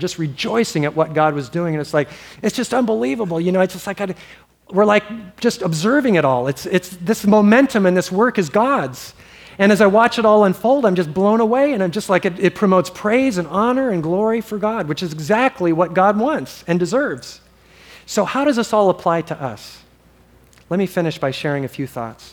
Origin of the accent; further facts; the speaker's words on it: Hawaii, United States; I grew up in Hawaii